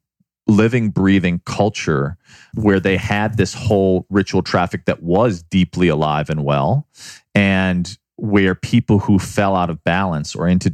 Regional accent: Chicago, Illinois, United States; also born or lived in New York City; now in Los Angeles, United States; I grew up in Chicago

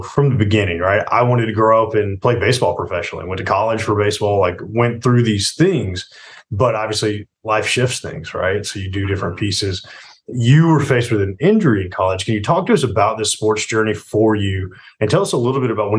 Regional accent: Atlanta, Georgia, United States; I'm Atlanta, born and raised in Atlanta

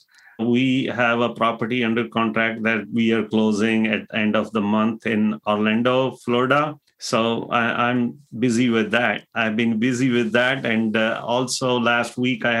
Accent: India; moved away as an adult; also born or lived in Indianapolis, United States; now in Fort Wayne, United States; I came from India back in 2000

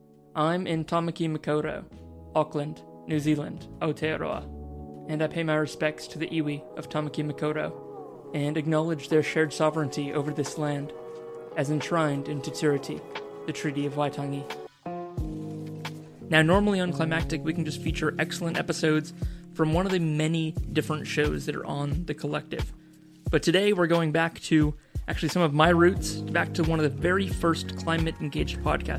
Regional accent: Seattle, Washington, United States; from a startup from my hometown of Seattle, Washington, U.S., called Nori

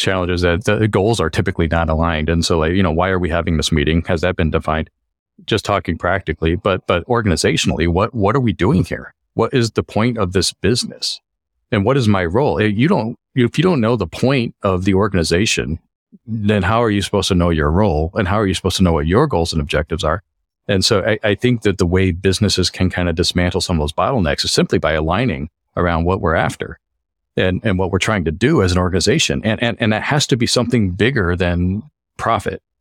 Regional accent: Colorado, United States; moved away as an adult; now in Los Angeles, United States; I grew up in Colorado and moved out to L A about, well, it's hard to say, but I think about twenty years ago

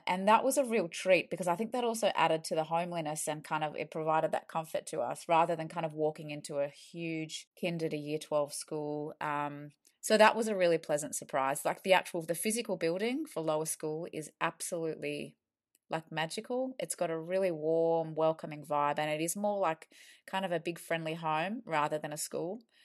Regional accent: Australia; moved away as an adult; now in London, United Kingdom; we are from Australia and we, uh, posted over here with the Aussie government

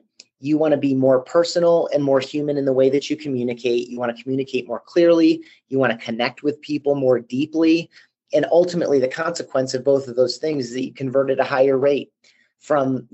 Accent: Grand Rapids, Michigan, United States; also born or lived in Chicago; now in Colorado Springs, United States; I grew up in Grand Rapids, Michigan, and have also lived in Chicago

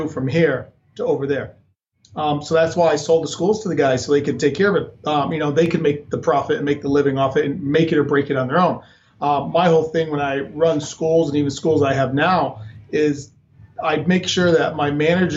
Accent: Connecticut, United States; moved away as an adult; also born or lived in Rhode Island; now in Arizona, United States; I'm originally from Connecticut

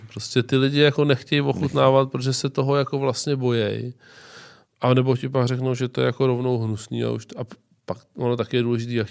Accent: Czechia; nejsem typický Čech

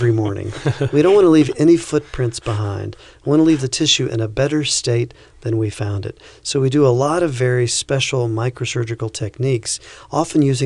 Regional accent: the South, United States; moved away as an adult; also born or lived in Florida / Virginia; now in Fort Wayne, United States; I grew up in the South with fire ants.

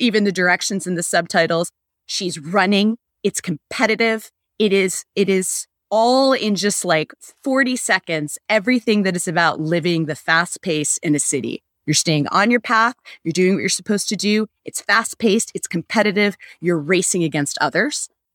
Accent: United States

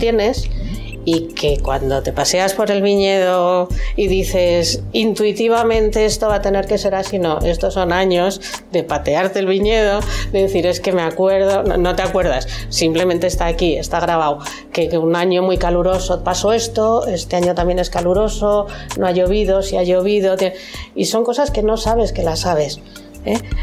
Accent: Madrid, Community of Madrid, Spain; moved away as an adult; now in Navarre, Spain; Yo soy de Madrid, me vine a vivir a Navarra

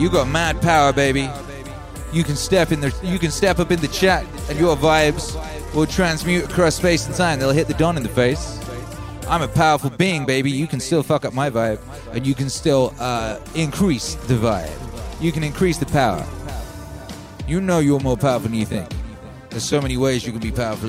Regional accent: Wales, United Kingdom; first language English; also born or lived in England; I was born in England. We moved to Wales when I was a little boy

